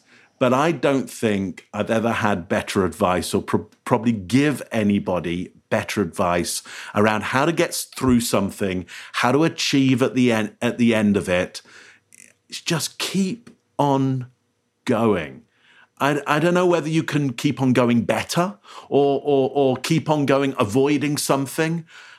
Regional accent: England, United Kingdom; now in Canada; So I live in Canada, Ontario, Canada. As you can hear from my voice, I'm English originally, so I moved here.

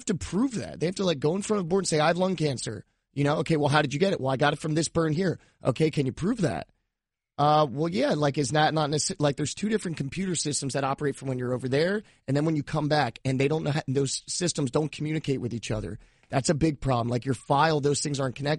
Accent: Cape May, New Jersey, United States; moved away; also born or lived in Florida; growing up in South Jersey, I grew up in Cape May, like, right by the beach.

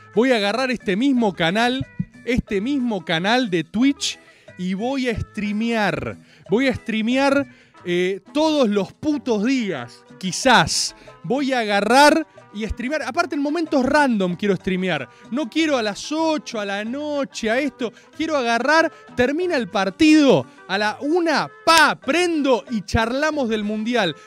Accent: Argentina; como argentino

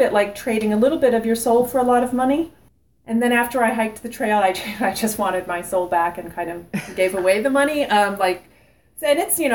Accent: North Carolina, United States; I'm from North Carolina. I'm like a beach bum

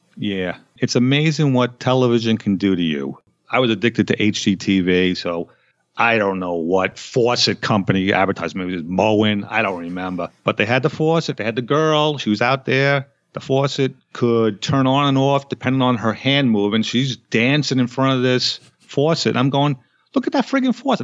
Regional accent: United States; I was born in America

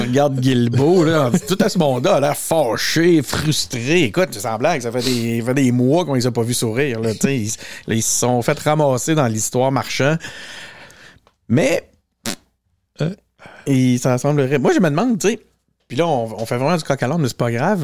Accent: Quebec City, Quebec, Canada; j'ai grandi à Charlebourg, j'habite encore à Charlebourg

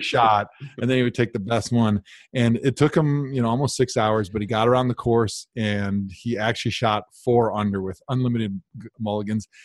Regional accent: Milwaukee, Wisconsin, United States; now in Cleveland, United States; my hometown team

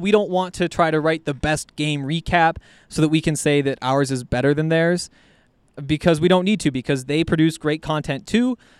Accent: Columbia Falls, Montana, United States; I'm from Montana, from Columbia Falls, Montana, right up in the northwest corner

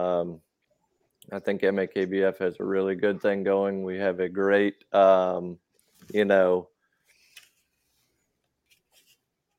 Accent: Midwest, United States; now in Southern Maryland, United States; I grew up in the Midwest

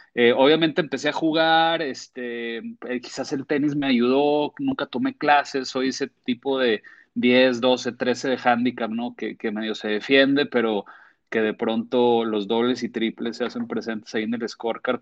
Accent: Torreón, Coahuila, Mexico; moved away as an adult; now in Monterrey, Mexico; yo soy tenista de niño en Torreón por mi papá

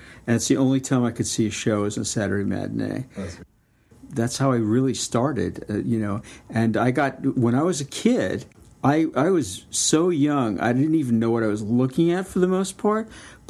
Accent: New York City, New York, United States; also born or lived in Miami; I was born in Miami, but I moved to New York when I was two. So I was brought up in Brooklyn.

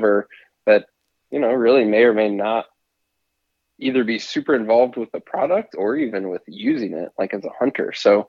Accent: Missouri, United States; I grew up, born and raised in the Midwest in Missouri, and then, you know, did only big game hunting was just whitetail there in Missouri

